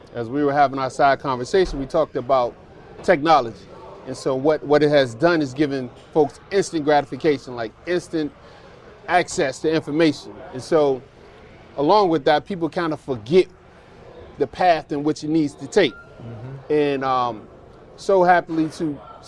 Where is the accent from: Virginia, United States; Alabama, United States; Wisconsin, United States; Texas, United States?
Virginia, United States; Newport News; Went back to my hometown